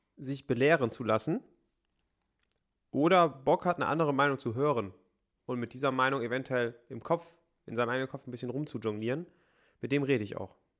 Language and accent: German; Bergisches Land, North Rhine-Westphalia, Germany; Wir haben so viele Talsperren bei uns in der Heimat.